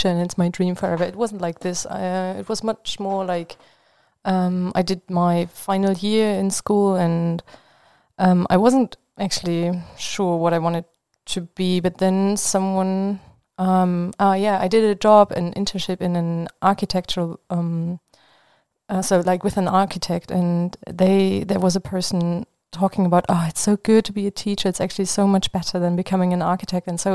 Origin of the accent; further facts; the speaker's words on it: Leipzig, Saxony, Germany; English is a second language; now in Marburg, Germany; I come from Leipzig, a city in the east of Germany.